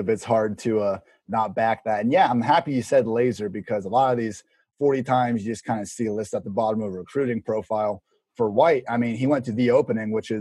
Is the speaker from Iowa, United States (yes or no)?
no; Columbus, Ohio, United States; my hometown Columbus, Ohio